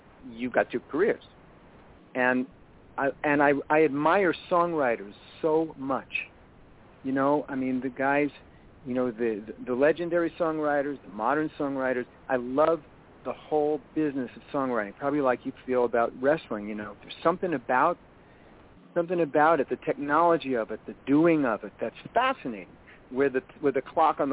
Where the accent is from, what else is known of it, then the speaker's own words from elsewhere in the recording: New York, United States; I'm from New York